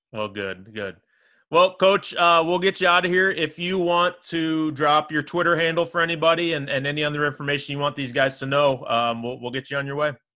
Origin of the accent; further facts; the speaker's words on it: Springfield, Illinois, United States; I grew up in Springfield